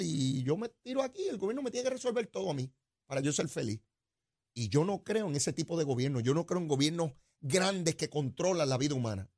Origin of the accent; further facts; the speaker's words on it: Puerto Rico; somos los puertorriqueños